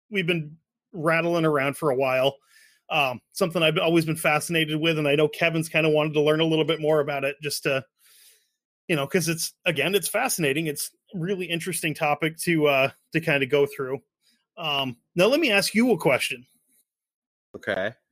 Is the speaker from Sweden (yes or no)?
yes; Sweden; English is a second language; being a Swede, I think being Swedish and being Canadian is kind of the same thing